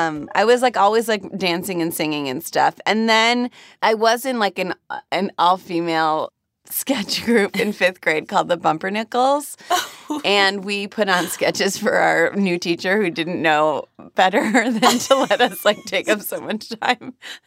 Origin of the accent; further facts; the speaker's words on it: Cleveland, Ohio, United States; moved away as an adult; So I grew up in Cleveland.